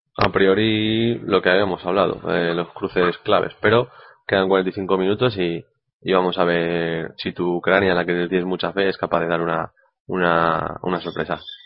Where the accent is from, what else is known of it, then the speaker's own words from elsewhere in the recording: Spain; como español